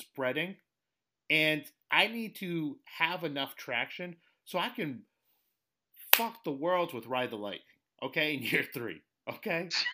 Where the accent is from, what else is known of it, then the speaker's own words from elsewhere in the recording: New England, United States; now in Connecticut, United States; I grew up in New England, uh, relocated to the New York area. I'm in Connecticut now